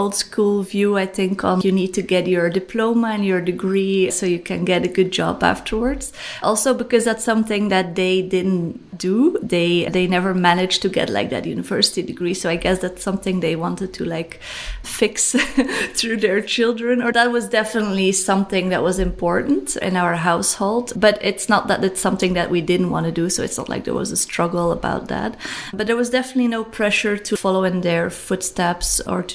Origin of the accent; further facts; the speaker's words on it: Bruges, Flanders, Belgium; now in Ghent, Belgium; I'm also born in Belgium, Bruges, a very small town here